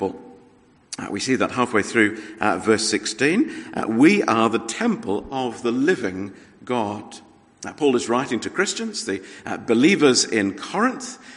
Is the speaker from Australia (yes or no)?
yes; Australia; moved away; as an Australian